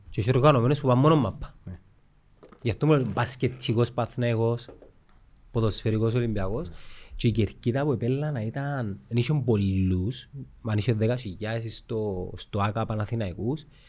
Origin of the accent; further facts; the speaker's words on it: Cyprus; από Κύπρο είμαι